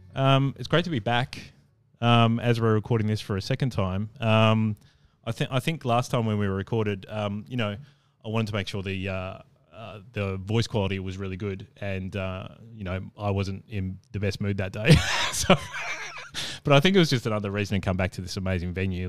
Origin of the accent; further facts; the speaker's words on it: Adelaide, South Australia, Australia; moved away; also born or lived in Brisbane / Perth; I lived in Perth and obviously I'm from Adelaide